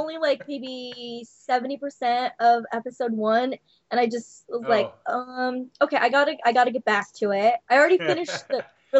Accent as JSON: {"language": "English", "town": "Los Angeles", "region": "California", "country": "United States", "said": "I'm from L.A."}